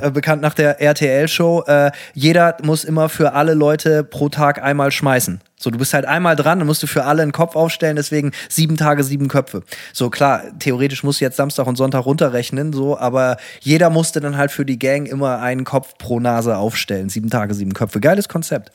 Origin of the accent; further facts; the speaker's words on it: Bremen, Germany; bei uns in Bremen